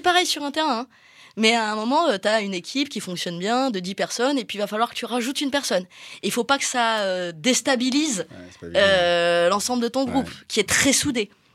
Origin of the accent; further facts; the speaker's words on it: Marseille, Provence-Alpes-Côte d'Azur, France; je suis marseillaise. On est quand même dans une ville qui, qui baigne dans le football